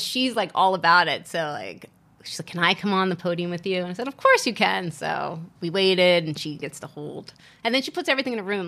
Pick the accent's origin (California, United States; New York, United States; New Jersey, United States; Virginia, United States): Virginia, United States; moved away as an adult; also born or lived in Asia; now in Las Vegas, United States; growing up in Virginia, going to school, starting work in Virginia, and then living in Asia for two years